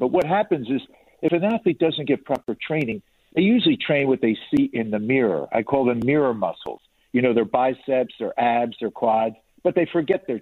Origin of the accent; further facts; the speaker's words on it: Philadelphia, Pennsylvania, United States; I'm from Philadelphia